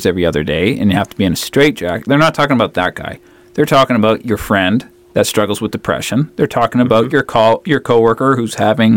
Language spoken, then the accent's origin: English; Vancouver Island, British Columbia, Canada; moved away; I grew up on Vancouver Island